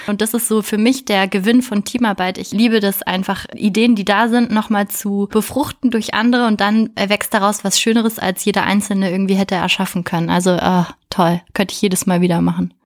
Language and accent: German; Berlin, Germany; moved away as an adult; also born or lived in France / Hamburg / Münster; Ich komme ursprünglich aus Berlin